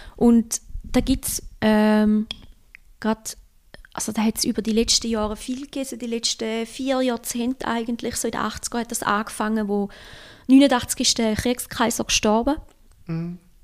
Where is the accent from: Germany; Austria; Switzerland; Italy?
Switzerland; also born or lived in Osaka, Japan; ich als Schweizer